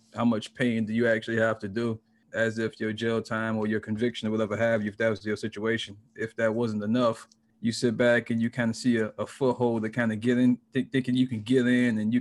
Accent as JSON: {"language": "English", "town": "Miami", "region": "Florida", "country": "United States", "lives_now": "Orlando, United States", "said": "I'm in Orlando, Florida currently. I'm from Miami, though."}